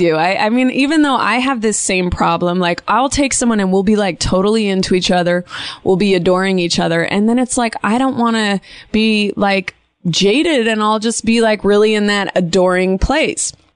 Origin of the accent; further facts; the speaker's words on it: Bay Area, California, United States; now in Los Angeles, United States; It's my hometown.